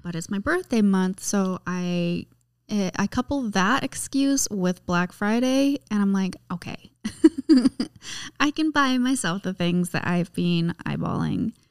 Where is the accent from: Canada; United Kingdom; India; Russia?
Canada